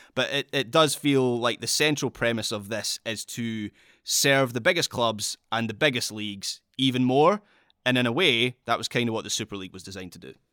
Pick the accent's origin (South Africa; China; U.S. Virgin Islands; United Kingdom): United Kingdom; Scotland; I am speaking as a Scot here, so it's something that affects my country directly